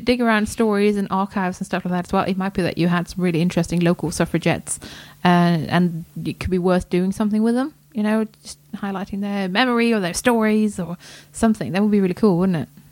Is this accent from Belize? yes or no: no; Sweden; now in United Kingdom; this is as much my home country as Sweden